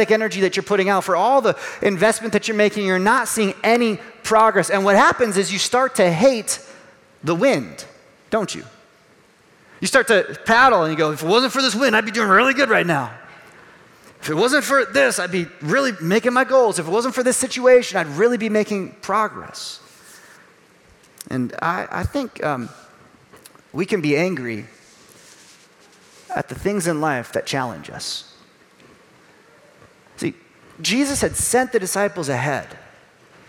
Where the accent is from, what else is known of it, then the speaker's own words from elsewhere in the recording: Chicago, Illinois, United States; Growing up around the Chicago area